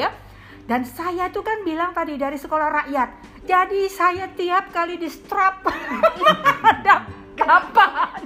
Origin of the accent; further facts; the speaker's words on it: Medan, North Sumatra, Indonesia; moved away as an adult; now in Jakarta, Indonesia; saya S M P, S M A itu di Medan